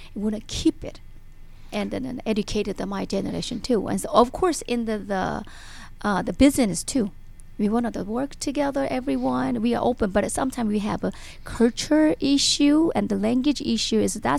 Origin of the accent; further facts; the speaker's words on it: North Korea; English is a second language; because as you know, we are actually Korean people. We came from the North Korea, South Korea. We know what is the socialism.